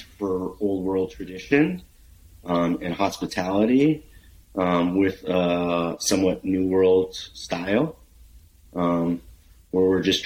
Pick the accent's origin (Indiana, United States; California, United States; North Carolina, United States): California, United States; Bay Area; moved away as an adult; also born or lived in Italy; now in Oregon, United States; I'm from the Bay Area